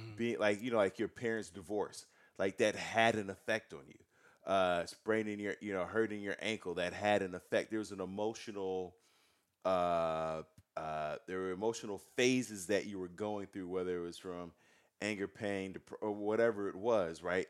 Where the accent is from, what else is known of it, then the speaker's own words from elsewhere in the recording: United States; I'm an American. I was born in this country